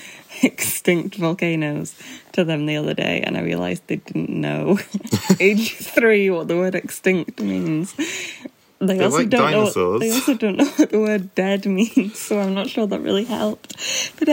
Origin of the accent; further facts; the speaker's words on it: United Kingdom; we're British